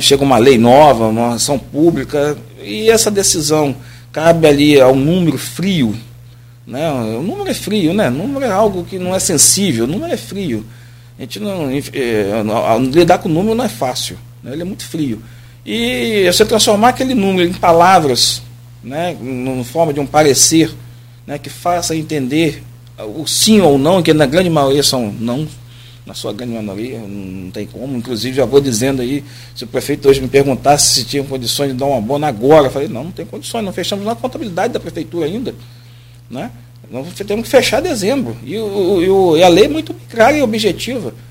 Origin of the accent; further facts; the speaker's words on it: Campos dos Goytacazes, Rio de Janeiro, Brazil; eu sou campista, puxo, puxo no S, né? Sou daqui, sou daqui